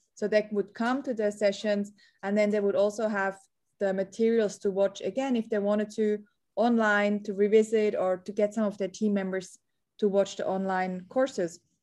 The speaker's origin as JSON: {"language": "English", "country": "Switzerland", "tie": "born or raised there", "moved": "as an adult", "lives_now": "Sydney, Australia", "said": "I'm originally a Swazi, a Swiss Australian. So I grew up in Switzerland."}